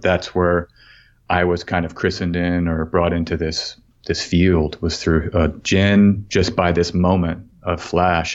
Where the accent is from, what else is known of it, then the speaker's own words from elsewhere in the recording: Austin, Texas, United States; I'm from Austin, as you mentioned, and I grew up, uh, there right in the Austin area